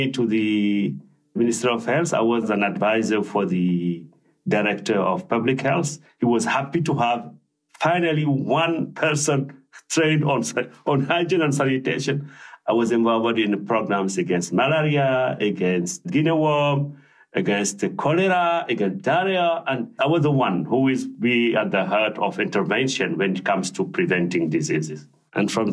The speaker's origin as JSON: {"language": "English", "town": "Sélibabi", "region": "Guidimaka", "country": "Mauritania", "tie": "born or raised there", "moved": "yes", "lives_now": "Switzerland", "said": "I grew up in the South Mauritania, at the border with Senegal, a region called Guédimaka, and a city called Sélibabi."}